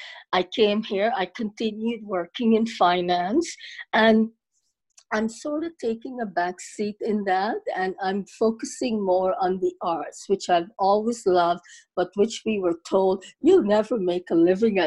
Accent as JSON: {"language": "English", "country": "Guyana", "also_born_or_lived": "Toronto, Canada", "moved": "yes", "lives_now": "Canada", "said": "So I'm originally from Guyana, formerly British Guyana, South America."}